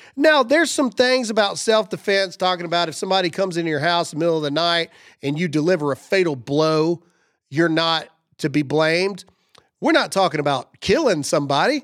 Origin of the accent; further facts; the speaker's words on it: the South, United States; I'm from the South